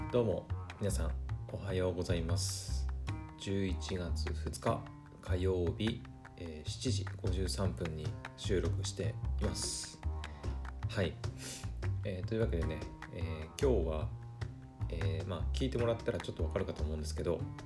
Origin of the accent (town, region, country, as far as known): Aomori, Japan; born or raised there